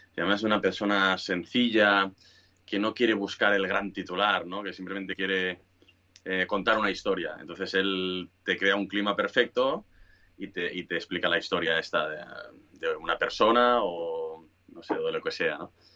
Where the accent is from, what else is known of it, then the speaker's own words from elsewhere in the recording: Sabadell, Catalonia, Spain; somos como pesados los de Sabadell